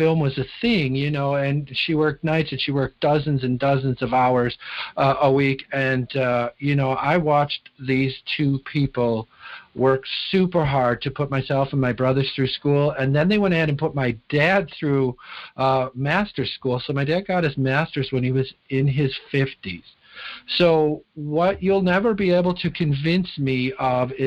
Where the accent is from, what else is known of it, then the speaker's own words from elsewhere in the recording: Chicago, Illinois, United States; now in Wisconsin, United States; I grew up in Chicago, Illinois, and I grew up about 15 minutes from O'Hare Airport